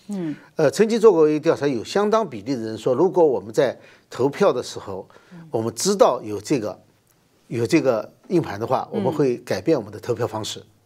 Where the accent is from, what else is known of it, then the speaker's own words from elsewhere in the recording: China; moved away; 我们小时候在中国大陆受教育的时候